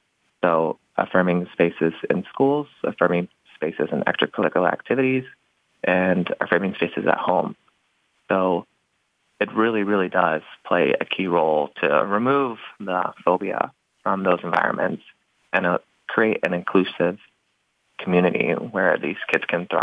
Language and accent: English; the South, United States; it was designed for children like me growing up in the South that don't feel comfortable approaching, you know, rainbows and butterflies yet.